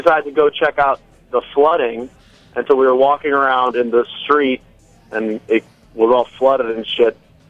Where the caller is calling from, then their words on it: New York, United States; I'm calling from the East Village.